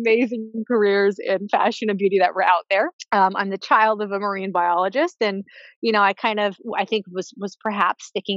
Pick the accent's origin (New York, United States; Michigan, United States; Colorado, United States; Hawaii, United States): Hawaii, United States; I grew up in Hawaii, was very immersed in a beautiful environment